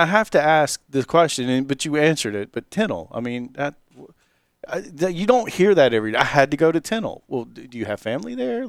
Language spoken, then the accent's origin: English; Milledgeville, Georgia, United States; I grew up in Millageville and had friends that lived in Sandersville.